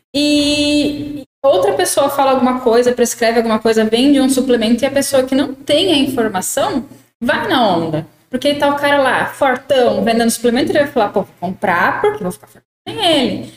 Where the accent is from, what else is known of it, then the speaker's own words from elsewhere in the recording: interior of São Paulo, Brazil; a gente aqui é do interior de São Paulo